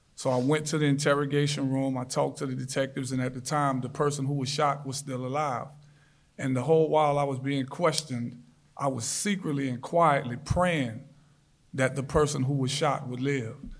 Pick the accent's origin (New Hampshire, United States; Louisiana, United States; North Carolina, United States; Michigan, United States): Louisiana, United States; New Orleans; I grew up in New Orleans, born and raised